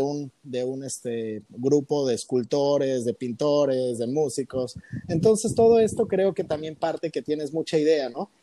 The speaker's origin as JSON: {"language": "Spanish", "town": "Cuernavaca", "region": "Morelos", "country": "Mexico", "tie": "born or raised there", "also_born_or_lived": "Taxco, Guerrero / Mexico City", "moved": "as an adult", "lives_now": "Colima, Mexico", "said": "Ahorita radico en Colima y toda mi vida viví en, Cuernavaca, en Cuernavaca, Morelos."}